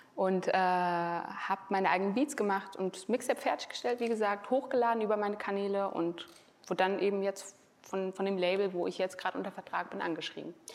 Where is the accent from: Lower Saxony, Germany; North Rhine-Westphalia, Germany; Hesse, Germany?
Hesse, Germany; Frankfurt; wenn ich wieder in meiner Homebase bin in Frankfurt